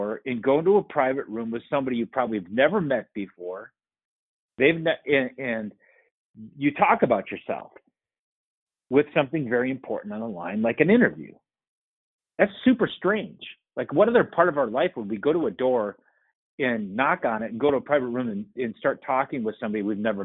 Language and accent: English; Winona, Minnesota, United States; I grew up in Winona, Minnesota, and I had a great family